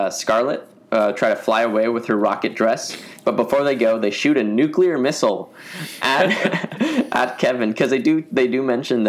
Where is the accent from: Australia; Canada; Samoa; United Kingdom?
United Kingdom; moved away